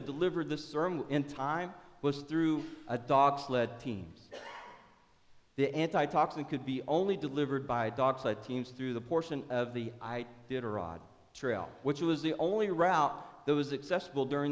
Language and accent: English; Oklahoma, United States; now in Tupelo, United States; I was raised in Oklahoma